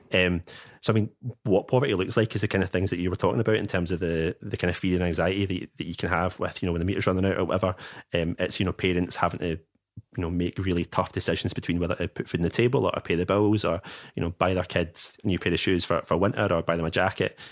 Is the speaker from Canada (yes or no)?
no; Bearsden, Scotland, United Kingdom; also born or lived in China; I grew up in Bear's Den, so I'm from a, a solidly middle class background